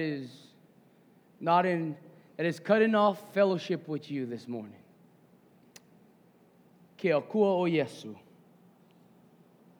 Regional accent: Hawaii, United States; as a Kanaka, right, as a Hawaiian

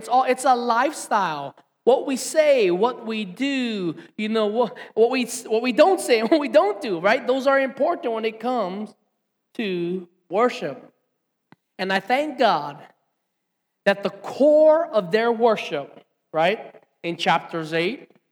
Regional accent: Hilo, Hawaii, United States; I grew up right here in Hilo Town

